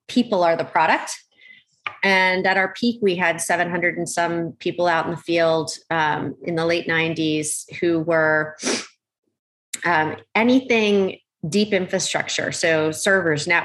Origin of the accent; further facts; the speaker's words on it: Oxford, Pennsylvania, United States; moved away as an adult; also born or lived in Malaysia / Philadelphia, Pennsylvania; now in California, United States; I grew up on the East Coast in Pennsylvania, mostly. I was born in Malaysia. We traveled quite a lot, but mostly our home base while I was growing up was in the Philadelphia area, farm country, Oxford, Pennsylvania